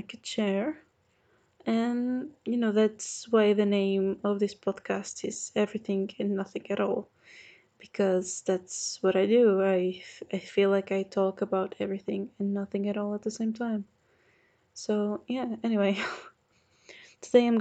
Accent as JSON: {"language": "English", "country": "Portugal", "said": "I'm from Portugal"}